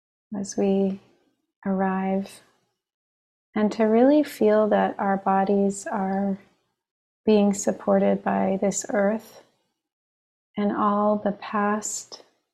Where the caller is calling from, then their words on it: Long Island, New York, United States; I'm calling in from Long Island, the land of the Merrick and Munsee Lenape peoples.